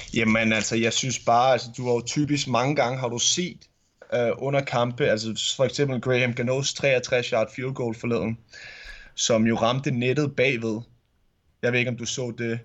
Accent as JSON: {"language": "Danish", "town": "Vedbæk", "region": "Capital Region of Denmark", "country": "Denmark", "tie": "born or raised there", "said": "det ligger i Vedbæk, uh, så det er lige, hvor jeg er vokset op uh, som lille, som lille knæk"}